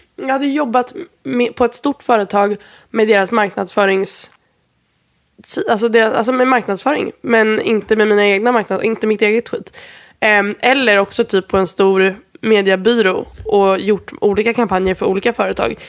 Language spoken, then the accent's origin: Swedish; Sweden; moved away; jag är från Sverige